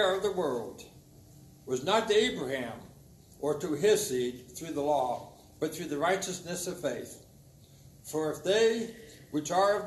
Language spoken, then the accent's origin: English; Ohio, United States; I'm from Ohio